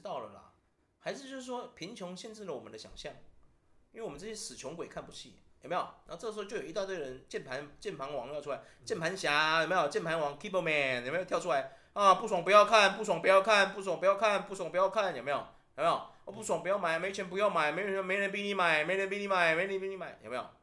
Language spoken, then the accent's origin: Chinese; Taiwan; 我们台湾人又刚好是最没有民族性的种族